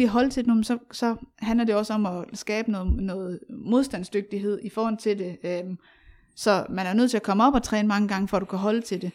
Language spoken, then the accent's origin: Danish; Aarhus, Central Denmark Region, Denmark; jeg voksede op i Aarhus